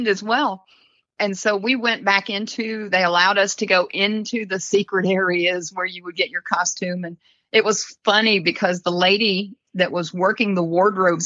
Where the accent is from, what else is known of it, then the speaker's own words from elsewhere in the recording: Kissimmee, Florida, United States; I grew up in Kissimmee. Well, my middle school and high school years were in Kissimmee, Florida.